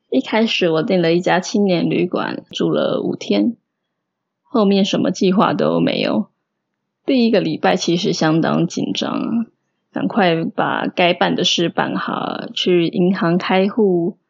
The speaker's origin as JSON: {"language": "Chinese", "country": "Taiwan", "moved": "as an adult", "lives_now": "Melbourne, Australia", "said": "偶尔也会想念跟台湾人讲中文"}